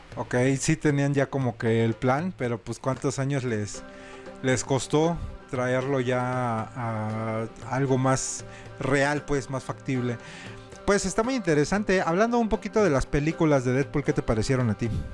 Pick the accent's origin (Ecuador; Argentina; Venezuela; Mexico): Mexico